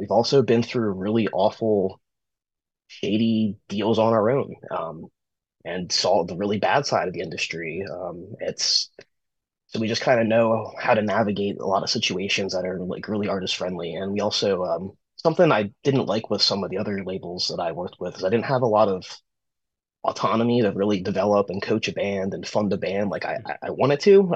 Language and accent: English; Pennsylvania, United States; I started booking shows around my hometown. I started a company called uh, Recovery Promotions, which was like a uh, pretty much me just like reaching out to a bunch of other DIY promoters all across the state of Pennsylvania.